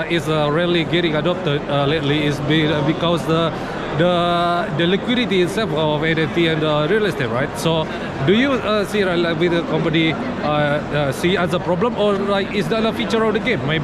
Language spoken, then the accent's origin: English; Indonesia; I'm crypto YouTuber from Indonesia.